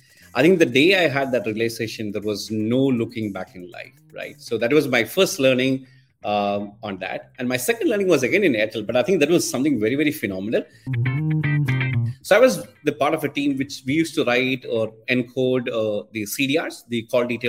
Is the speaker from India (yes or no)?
yes; Kerala, India; moved away as an adult; also born or lived in Mangalore; I grew up in Kerala, in the southern part of Kerala, actually